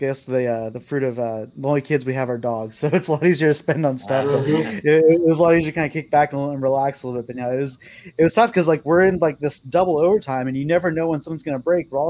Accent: Tucson, Arizona, United States; moved away; I was born in Tucson

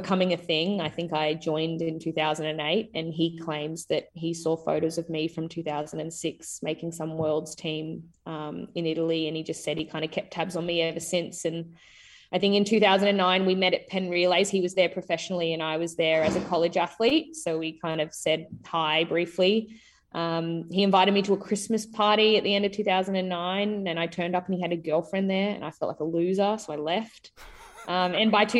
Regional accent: Queensland, Australia; just a Queenslander

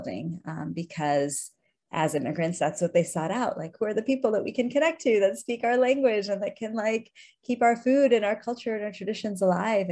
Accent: Chicago, Illinois, United States; I grew up in Chicago in the suburbs of the city as an immigrant kid. My parents are both from India

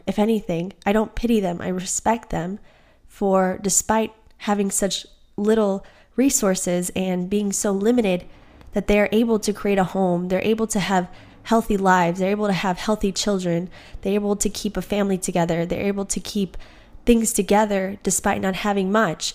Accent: United States; I am American born and I have Colombian and Guatemalan parents

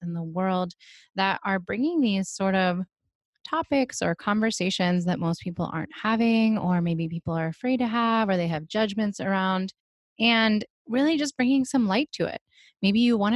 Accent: East Coast, United States; moved away; I'm originally from the East Coast.

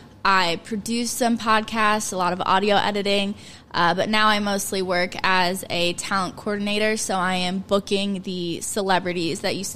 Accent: Gas City, Indiana, United States; moved away as an adult; also born or lived in Marion, Indiana; now in New York, United States; I am from Marion. Well, originally Gas City, mm-hmm. I guess. I lived in Gas City probably until middle school

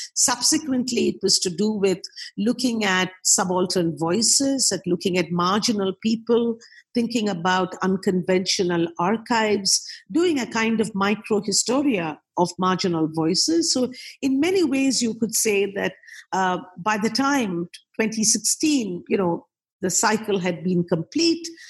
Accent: Kolkata, West Bengal, India; I uh, was born and brought up in Calcutta, did most of my education in Calcutta

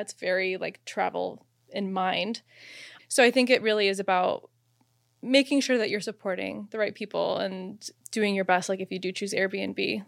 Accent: Phoenix, Arizona, United States; I'm from Phoenix, Arizona

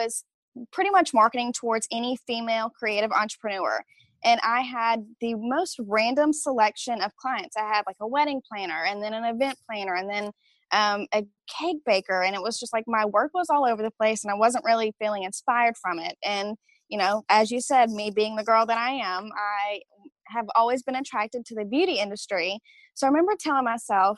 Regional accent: Alexandria, Louisiana, United States; also born or lived in San Antonio, Texas; I am from Alexandria, Louisiana, and it's a little tiny town directly in the middle of Louisiana, and you're probably going to catch on the accent.

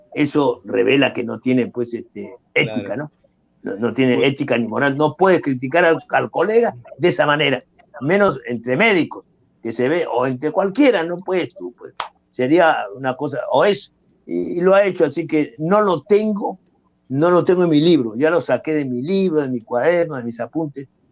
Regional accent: Peru; soy peruano

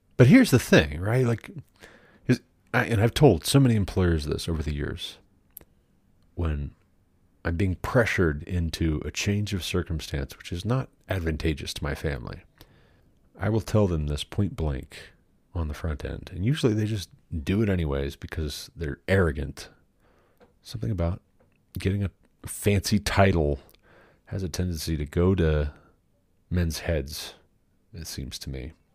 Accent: Glendive, Montana, United States; moved away; I'm from Glendive.

